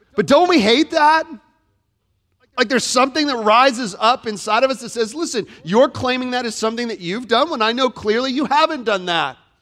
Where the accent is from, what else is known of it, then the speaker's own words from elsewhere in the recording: Florida, United States; moved away; I grew up in Florida. Was born and raised in Florida